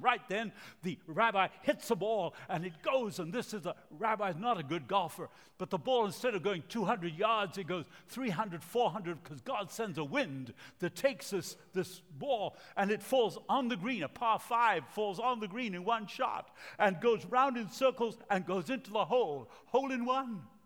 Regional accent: Montevideo, Uruguay; English is a second language; moved away; also born or lived in Argentina; I speak with an accent. I was born in Latin America, the city of Montevideo, country of Uruguay, and uh, my parents are from Argentina

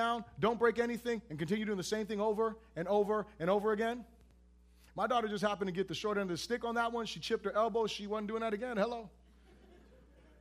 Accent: United States; I'm an American

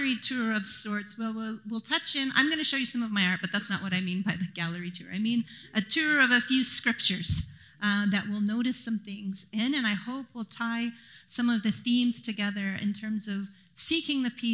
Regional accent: Japan; now in Vancouver, Canada; I grew up in Japan

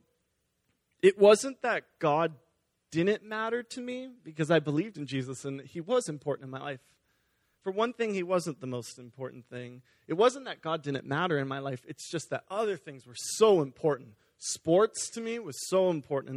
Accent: Beaverton, Oregon, United States; also born or lived in California; we moved up here, and I've been attending Beaverton Foursquare actually my entire life since I was 4 years old

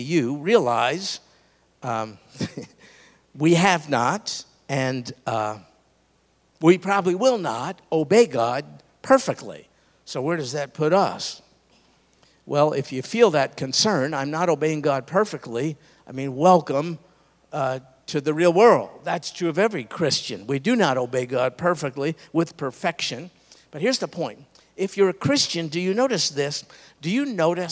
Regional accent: New York, United States; I grew up in New York

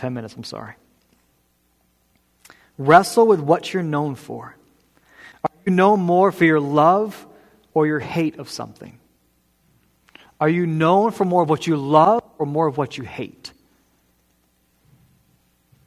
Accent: New England, United States; I am a proud New Englander. This is where I'm from.

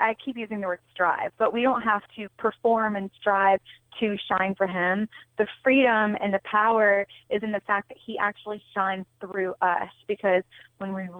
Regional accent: North Carolina, United States; moved away as an adult; also born or lived in New York City / Los Angeles; I'm originally from North Carolina

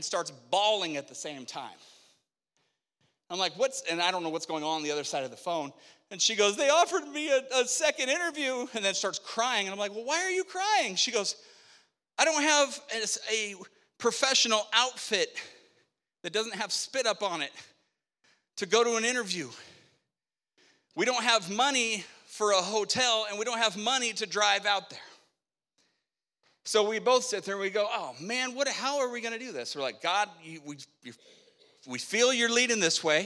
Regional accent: Spokane, Washington, United States; moved away; I grew up in Spokane

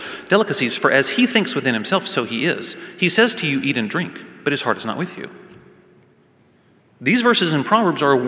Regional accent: Waco, Texas, United States; now in Fort Worth, United States; I grew up in Waco, and although I now call Fort Worth my home

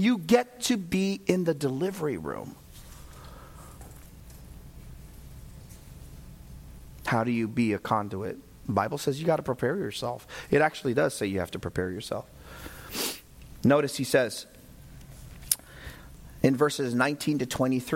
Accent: United States; I'm American

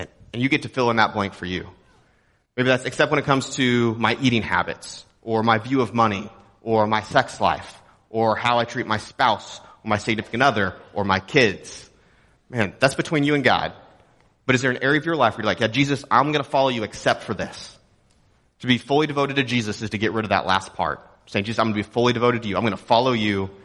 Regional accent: Texas, United States; moved away; I'm from Texas.

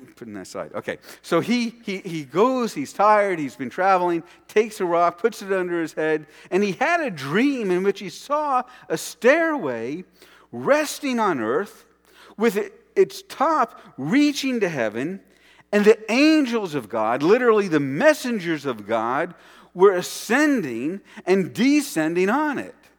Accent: New York City, New York, United States; my childhood and growing up around New York City

